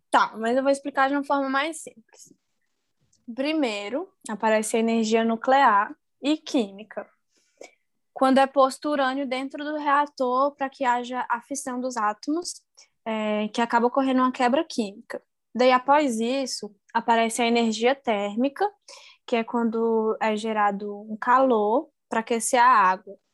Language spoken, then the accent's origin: Portuguese; Brasília, Federal District, Brazil; now in Angra dos Reis, Brazil; Eu vim de Brasília para trabalhar aqui em Angra.